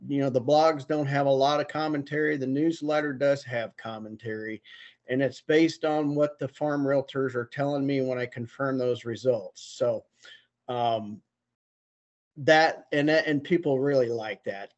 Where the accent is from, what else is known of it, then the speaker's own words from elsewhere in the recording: Auxvasse, Missouri, United States; now in Iowa, United States; I'm originally from Missouri. I was raised near Columbia, Missouri, in a little town called Avaz, AUXVASSE.